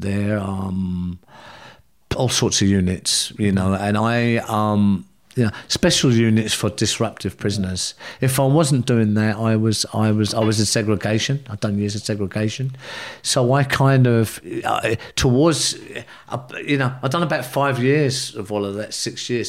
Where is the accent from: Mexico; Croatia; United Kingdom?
United Kingdom; London; also born or lived in Ireland; I come from the South London